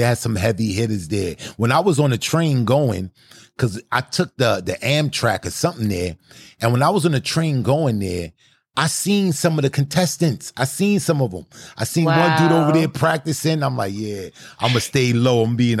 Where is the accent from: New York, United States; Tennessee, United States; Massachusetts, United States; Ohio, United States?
New York, United States; Brooklyn; I came from Brooklyn.